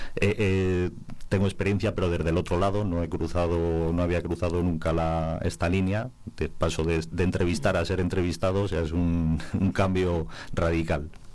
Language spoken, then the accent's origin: Spanish; Cabezuela, Castile and León, Spain; now in Valverde del Majano, Spain; de ser de Cabezuela, identificarme y que me identifiquen con, con mi pueblo de nacimiento